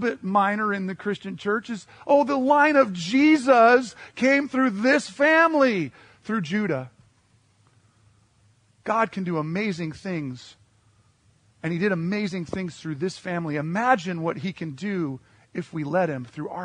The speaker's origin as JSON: {"language": "English", "region": "Western Montana", "country": "United States", "tie": "born or raised there", "moved": "yes", "said": "I grew up in Western Montana"}